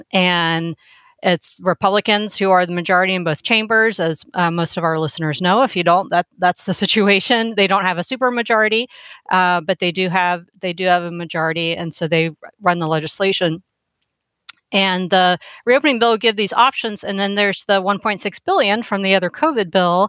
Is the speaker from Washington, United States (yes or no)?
no; Georgia, United States; also born or lived in Wake County, North Carolina; now in North Carolina, United States; growing up in Georgia public schools in the 80s